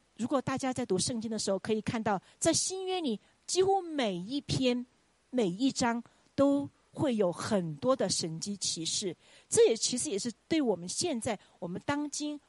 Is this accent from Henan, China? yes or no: no; Chongqing, China; moved away as an adult; now in United States; 我们都是冲亲人